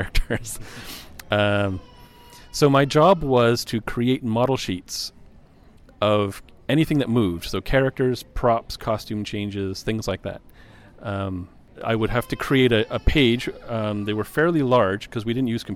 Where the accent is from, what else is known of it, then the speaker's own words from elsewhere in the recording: Montreal, Quebec, Canada; I was born and raised in Montreal